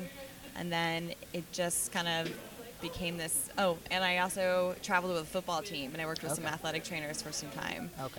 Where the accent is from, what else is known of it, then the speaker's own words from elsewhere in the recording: San Francisco Bay Area, California, United States; moved away as an adult; now in New York, United States; I'm originally from San Francisco Bay Area and moved out to New York for PT school